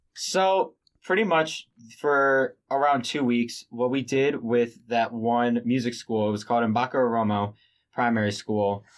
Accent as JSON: {"language": "English", "town": "Baltimore", "region": "Maryland", "country": "United States", "said": "I'm from Baltimore, Maryland"}